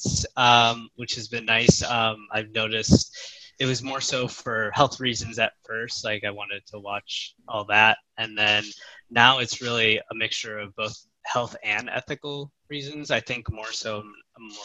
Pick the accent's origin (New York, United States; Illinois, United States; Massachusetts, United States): Illinois, United States; Chicago; moved away as an adult; now in Dallas, United States; I am originally from Chicago, Illinois, in the U.S. I now live in Dallas, Texas.